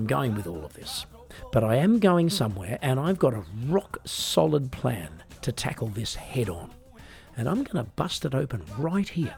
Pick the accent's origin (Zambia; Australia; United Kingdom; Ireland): Australia; now in Germany; I'm Australian, but these days I live in Germany and work mostly in Europe